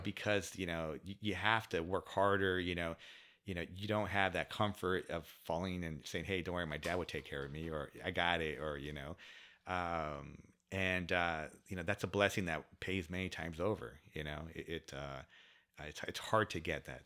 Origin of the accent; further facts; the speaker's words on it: San Diego, California, United States; also born or lived in Coronado; born and raised in San Diego. So I'm a s, s, local San Diegan